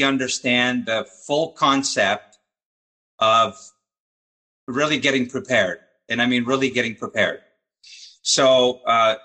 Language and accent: English; Montreal, Quebec, Canada; my hometown of Montreal